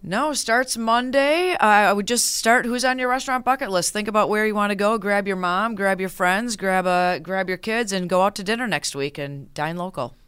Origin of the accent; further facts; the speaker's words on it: Minneapolis, Minnesota, United States; now in Western New York, United States; I am actually originally from Minneapolis